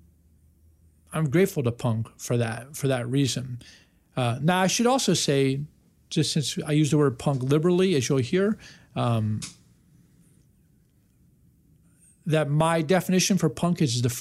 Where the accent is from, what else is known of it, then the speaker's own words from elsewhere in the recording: Washington, District of Columbia, United States; a kid growing up in Washington, D.C.